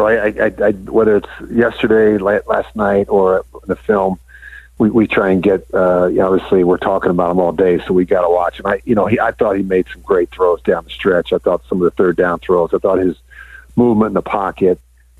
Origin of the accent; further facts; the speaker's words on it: Philadelphia, Pennsylvania, United States; I'm from Philadelphia, friends all across the great state of Pennsylvania.